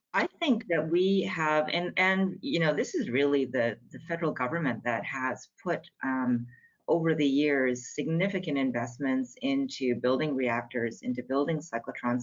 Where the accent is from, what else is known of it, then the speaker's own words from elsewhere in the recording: Canada; I'm a Canadian